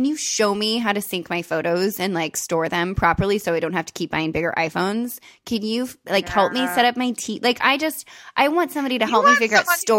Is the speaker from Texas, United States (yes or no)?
no; California, United States; It's like being a Californian is tits.